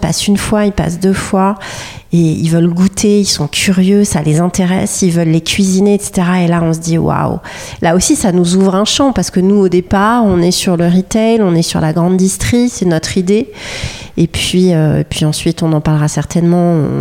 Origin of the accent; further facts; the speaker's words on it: Paris, Île-de-France, France; on est des Parisiennes